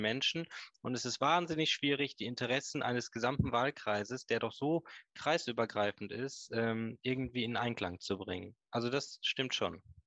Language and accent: German; Hagen, North Rhine-Westphalia, Germany; now in Stormarn, Germany; ich bin gebürtiger Nordrhein-Westfale. Meine Eltern, meine, wir kommen ursprünglich aus Hagen